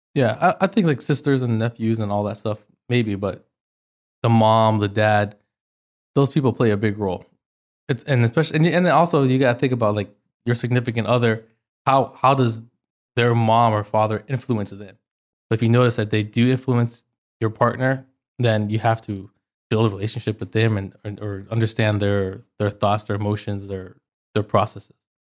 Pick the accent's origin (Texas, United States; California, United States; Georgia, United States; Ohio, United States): California, United States; Orange County; born or raised there; moved away as an adult; also born or lived in Los Angeles, California; now in United Arab Emirates